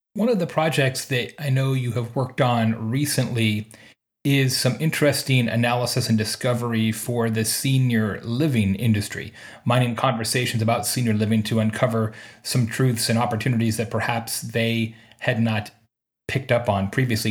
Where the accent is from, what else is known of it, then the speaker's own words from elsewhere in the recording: Bloomington, Indiana, United States; I am in Unionville, Indiana today, just outside my hometown of, uh, of Bloomington